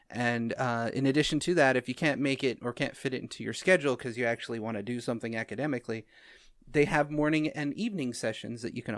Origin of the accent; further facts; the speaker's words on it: Utah, United States; Try growing up in Utah.